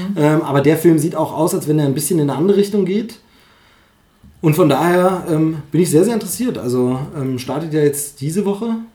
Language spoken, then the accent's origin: German; Germany; Gerhard Gundermann kommt ja aus meiner Heimatgegend